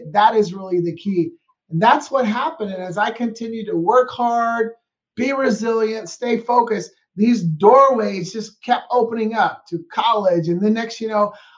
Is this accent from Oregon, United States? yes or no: yes; Portland, Oregon, United States; now in Scottsdale, United States; I'm from born and raised in Portland, Oregon